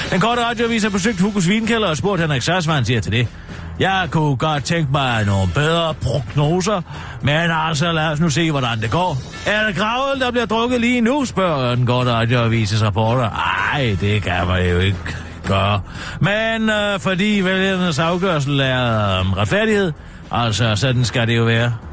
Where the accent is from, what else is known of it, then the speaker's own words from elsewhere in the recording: Frederiksberg, Capital Region of Denmark, Denmark; men jeg er fra Frederiksberg, og der holder vi ikke fri 1. maj, det kan jeg godt love dig for.